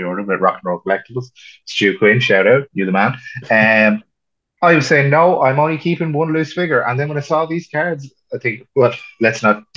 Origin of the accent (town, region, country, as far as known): Ireland; accent: Irish